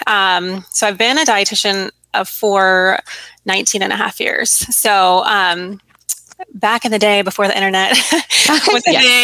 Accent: West Coast, United States; I'm from the West Coast, um, and I was in school in Virginia

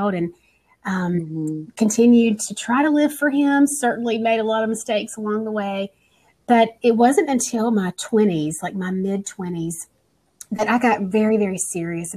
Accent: North Carolina, United States; I'm from North Carolina

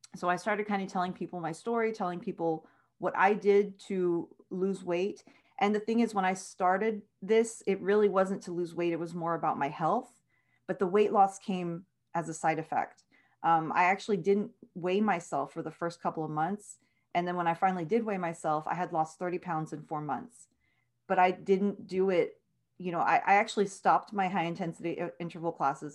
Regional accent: Edinburg, Texas, United States; born and raised in Edinburgh, Texas

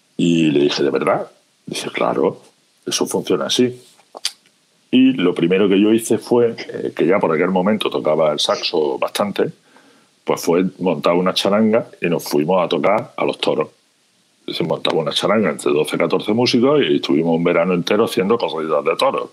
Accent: Andalusia, Spain; moved away as an adult; also born or lived in Jaén / Málaga; now in Galicia, Spain; como mi acento remarca, de un pequeño pueblecito de Andalucía, eh, estuve muchísimos años viviendo entre Jaén y Málaga.

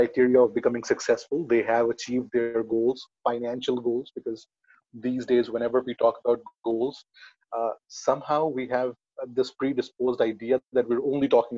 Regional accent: New Delhi, Delhi, India; I am from New Delhi, India

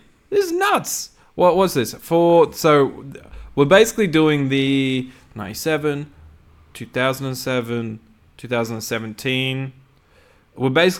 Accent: United Kingdom; Well, I'm British. I didn't grow up watching EastEnders.

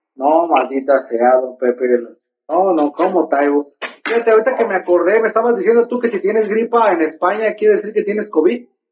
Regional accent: Mexico

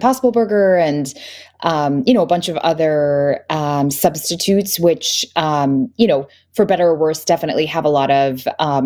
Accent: India; I'm Indian, and I definitely grew up with my mom making, you know, yogurt at home

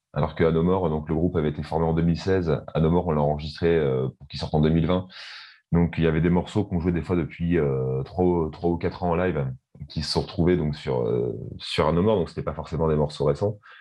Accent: Rouen, Normandy, France; first language French; on est originaire de, de Rouen, en Normandie, donc en France.

